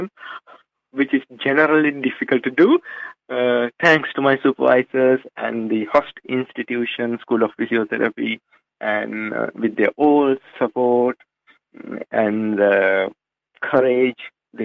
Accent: Sri Lanka; first language Sinhala; English is a second language; moved away as an adult; now in Dunedin, New Zealand; my native language, Sinhalese, which we are speaking in Sri Lanka

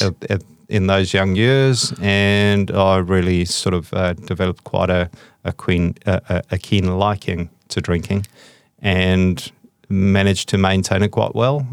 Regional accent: South Africa; I was brought up in South Africa

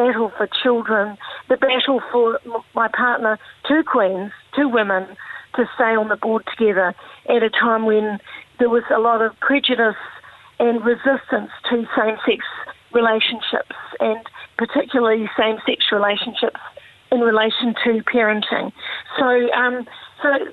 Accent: New Zealand; growing up in New Zealand

